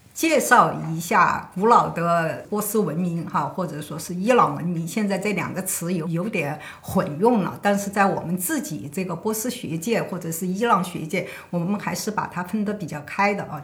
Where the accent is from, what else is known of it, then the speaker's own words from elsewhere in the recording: China; 我们中国这边